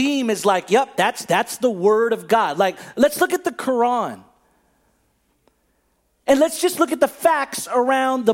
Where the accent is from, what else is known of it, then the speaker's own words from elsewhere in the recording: Bay Area, California, United States; a simple Filipino kid, 40 years old, growing up in the Bay Area